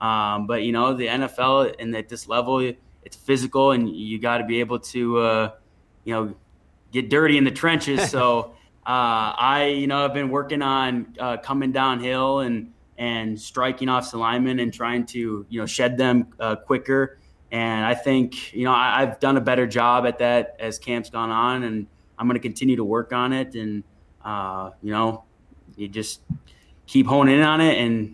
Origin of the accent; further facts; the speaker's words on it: Minnesota, United States; I did, of course. I'm pretty sure almost any person growing up, any kid growing up in Minnesota had played hockey at some point.